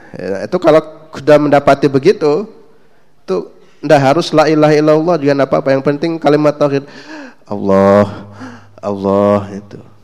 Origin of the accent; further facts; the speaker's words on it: West Java, Indonesia; Saya kebetulan asli Jawa Barat